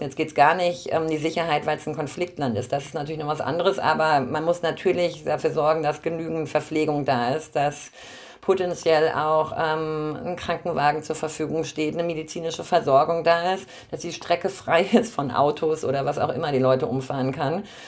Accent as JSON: {"language": "German", "town": "Braunschweig", "region": "Lower Saxony", "country": "Germany", "said": "ich komme aus Braunschweig, Harz ist so mein, ähm, mein Heimatmittelgebirge"}